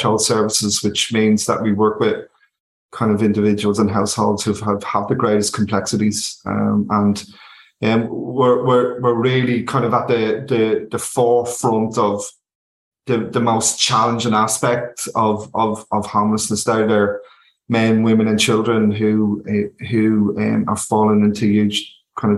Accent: Dublin, Leinster, Ireland; also born or lived in London; I'm from East Wall originally. I come from the north easterner city

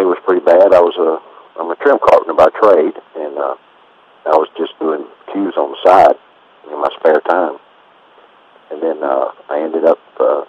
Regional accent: Louisiana, United States; moved away as an adult; also born or lived in Georgia; now in Alto, United States; we finally settled in Louisiana, and I grew up there. I went to school there, college there, and that's where I lived until 1985

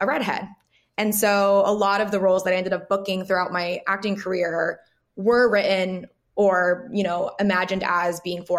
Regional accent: Los Angeles, California, United States; also born or lived in Colorado; I grew up mostly in California and Los Angeles. That's where I went to high school and where I go home for the holidays now

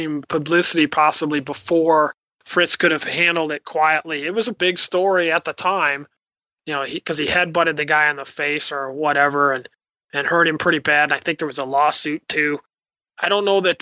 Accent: Spokane, Washington, United States; in Spokane, Washington, my hometown

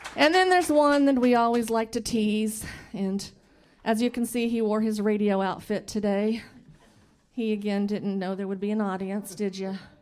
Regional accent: Bloomington, Indiana, United States; I'm from Bloomington, so I was born and raised here in Bloomington, and still live in Bloomington.

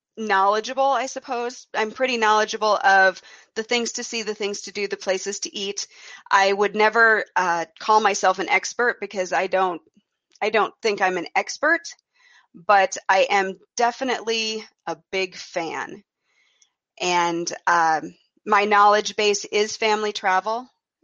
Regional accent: the very middle of the United States, Midwest, United States; also born or lived in Iowa; I actually am from the very middle of the United States. I live in Iowa

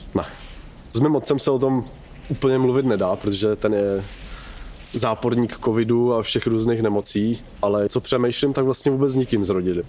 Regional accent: Horní Slavkov, Karlovy Vary Region, Czechia; also born or lived in Kraslice; now in Kynšperk nad Ohří, Czechia; Pocházím z Horního Slavkova, odkud jsem se pak přestěhoval do Krasly

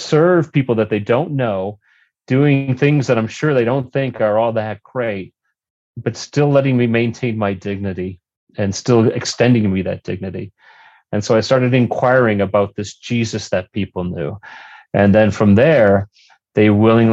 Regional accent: Berwyn, Illinois, United States; growing up in Berwyn, in the Chicago area, southwest suburbs

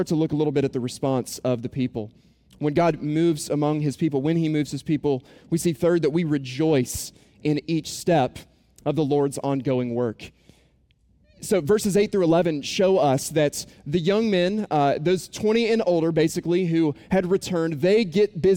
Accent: Boone, North Carolina, United States; moved away; I was growing up in Boone, North Carolina is where I'm from

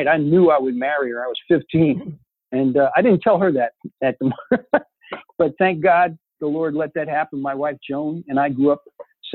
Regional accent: Newark, New Jersey, United States; also born or lived in Memphis, Tennessee; I was born in Memphis. And then they broke up. And my father put my mom and us kids on the train. And he sent us up to my grandparents in New Jersey and Newark

